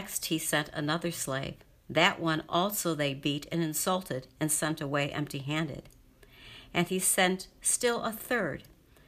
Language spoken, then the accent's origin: English; Rochester, New York, United States; I grew up in Rochester, New York.